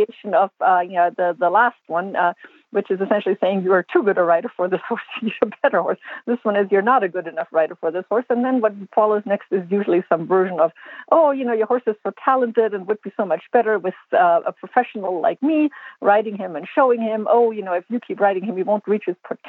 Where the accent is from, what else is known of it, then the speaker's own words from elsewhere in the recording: Germany; now in United States; I grew up in Germany and I got yelled at a lot as a child in group lessons on lesson horses.